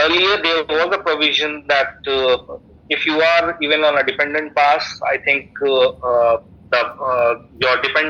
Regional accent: India; moved away as an adult; now in Singapore; my Indian culture

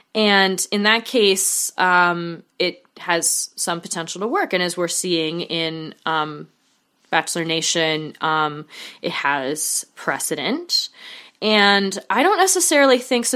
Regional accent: Oregon, United States; Oregon, um, my home state, and my home away from home state

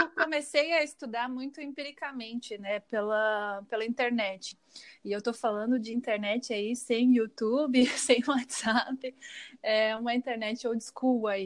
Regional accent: Joinville, Santa Catarina, Brazil; moved away; Joinville, onde eu morava, né, onde eu cresci.

